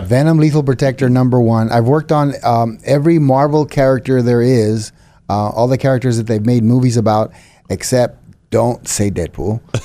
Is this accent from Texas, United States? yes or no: yes; San Antonio, Texas, United States; moved away as an adult; now in Fort Worth, United States; born and raised in San Antonio. Now, as of June, I live in Fort Worth.